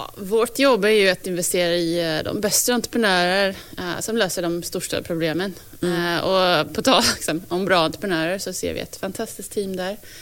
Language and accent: Swedish; United States; now in Sweden; jag som amerikan